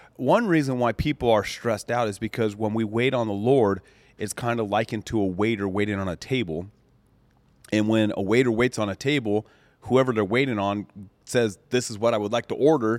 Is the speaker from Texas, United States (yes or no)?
no; Colorado, United States; when I grew up in Colorado out on the farm, the mountains, the ranch